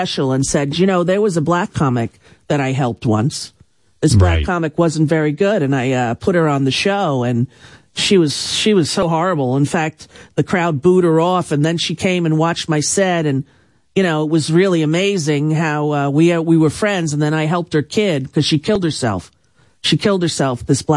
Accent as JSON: {"language": "English", "area": "Long Island", "region": "New York", "country": "United States", "tie": "born or raised there", "said": "growing up on Long Island"}